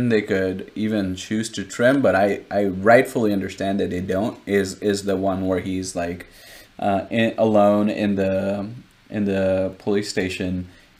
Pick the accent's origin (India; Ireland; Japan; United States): India; as an Indian viewer